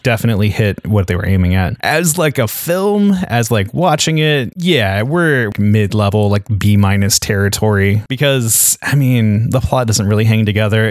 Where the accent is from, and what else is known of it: United States